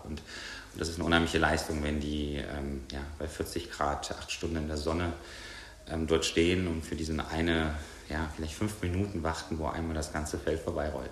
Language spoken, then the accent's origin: German; Bonn, North Rhine-Westphalia, Germany; moved away; Bei uns in Bonn haben wir direkt äh, große Waldstücke vor der Tür gehabt